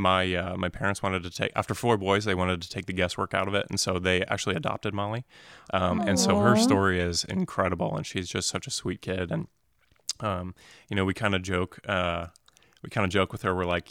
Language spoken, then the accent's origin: English; Phoenix, Arizona, United States; also born or lived in New Jersey; And so I grew up in North Phoenix and Anthem.